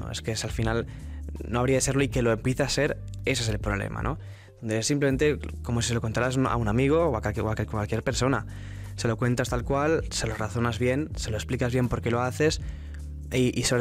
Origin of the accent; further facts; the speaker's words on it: Catalonia, Spain; un catalán del Madrid. Soy un catalán del Madrid